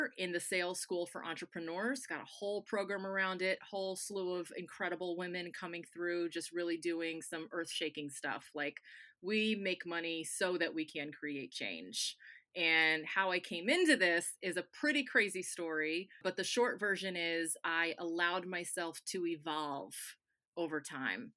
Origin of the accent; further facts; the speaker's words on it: Connecticut, United States; also born or lived in Tampa, Florida; now in Daytona, United States; I was born in Tampa, and I've spent the majority of my life in Connecticut